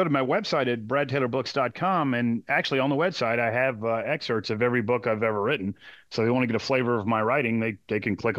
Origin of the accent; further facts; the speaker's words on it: Texas, United States; now in Charleston, United States; my parents, my grandparents, everybody's from Charleston. I grew up in Texas